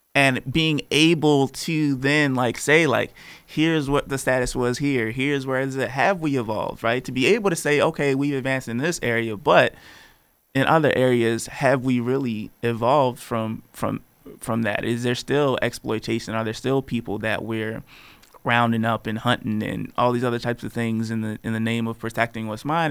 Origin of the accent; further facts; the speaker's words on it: Baltimore, Maryland, United States; I'm from Baltimore.